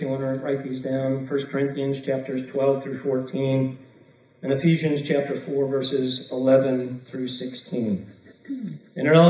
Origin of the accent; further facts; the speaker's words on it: Chicago, Illinois, United States; I'm from Chicago